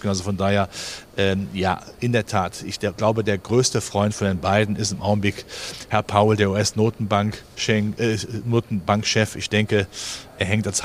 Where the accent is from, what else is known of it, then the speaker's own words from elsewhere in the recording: Germany; wir sind ja Deutsche, wir haben ja schon das Stabilitätsgehen mit der Muttermilch aufgenommen.